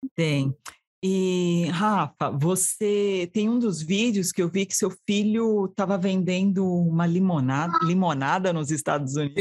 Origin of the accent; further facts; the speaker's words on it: Diadema, São Paulo, Brazil; also born or lived in São Caetano do Sul; now in United States; Eu nasci em São Caetano, mas fui criada em Diadema